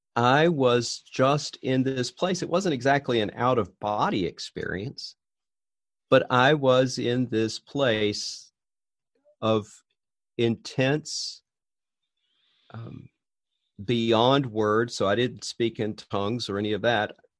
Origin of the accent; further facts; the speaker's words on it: Richmond, Virginia, United States; moved away as an adult; also born or lived in Northeast Florida; now in Wauwatosa, United States; I grew up in Richmond, Virginia